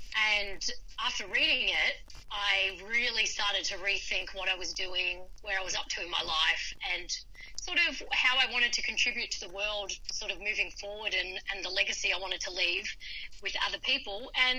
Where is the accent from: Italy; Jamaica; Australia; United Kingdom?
Australia; Melbourne, Victoria; moved away as an adult; So I came from Melbourne and moved up here to enjoy the sunshine and start my new career.